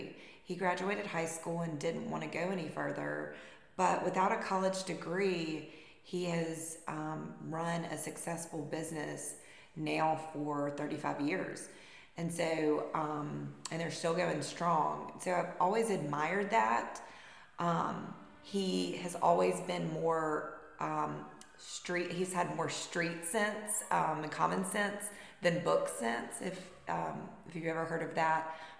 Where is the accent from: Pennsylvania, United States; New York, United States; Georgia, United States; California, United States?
Georgia, United States; LaGrange; I was born and raised in LaGrange, had a wonderful childhood here